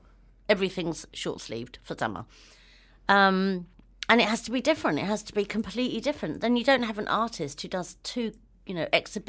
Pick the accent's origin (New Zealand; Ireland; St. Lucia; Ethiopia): New Zealand; born there; I've always thought myself as a Kiwi because I was born here.